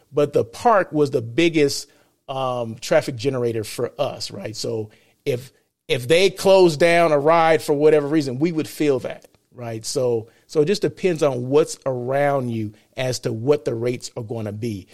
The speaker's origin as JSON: {"language": "English", "town": "Blythe", "region": "California", "country": "United States", "tie": "born or raised there", "said": "Blythe, California, right? My hometown"}